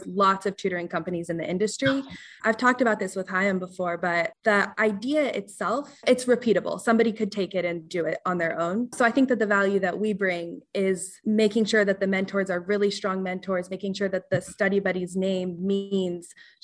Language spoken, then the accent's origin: English; Colorado, United States; moved away as an adult; now in Massachusetts, United States; I'm from Colorado. So it started in Colorado in the community that I grew up